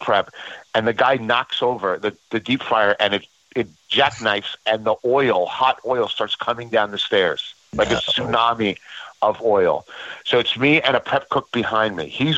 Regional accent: New York, United States; I'm a New Yorker, and, you know, usually I dress like a Saturday Night Live character

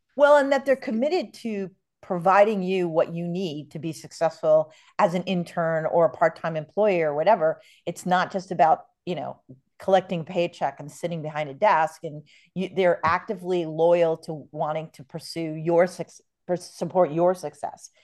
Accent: New York, United States; now in San Diego, United States; I grew up in New York

